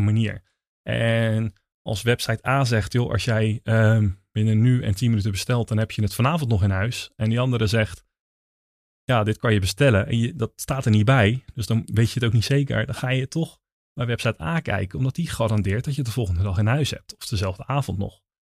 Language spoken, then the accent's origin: Dutch; Netherlands; wij zijn Nederlanders